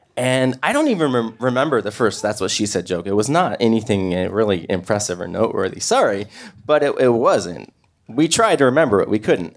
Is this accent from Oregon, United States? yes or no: yes; Portland, Oregon, United States; I'm from Portland, Oregon